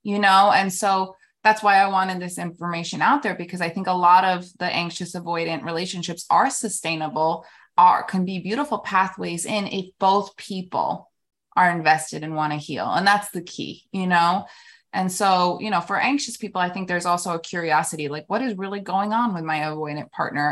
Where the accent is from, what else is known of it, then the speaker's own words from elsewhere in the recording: New York City, New York, United States; moved away as an adult; also born or lived in New Jersey / Florida; now in Palm Beach, United States; born and raised in New York, um, city till, like, about seven or eight, then New Jersey, then back in the city.